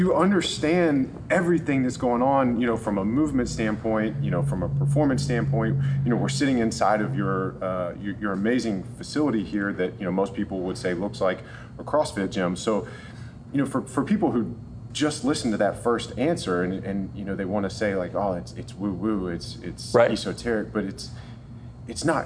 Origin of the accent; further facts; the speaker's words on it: Virginia, United States; I'm from Virginia.